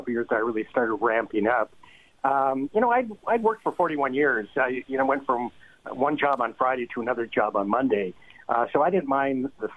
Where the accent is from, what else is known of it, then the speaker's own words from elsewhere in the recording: Windsor, Ontario, Canada; also born or lived in Amherstburg area (Boblo Island), Ontario; I grew up in the Windsor area. I went to the University of Windsor